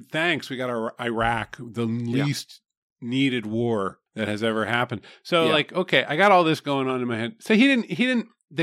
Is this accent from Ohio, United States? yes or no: no; southeast Pennsylvania, United States; I'm from the southeast part of Pennsylvania.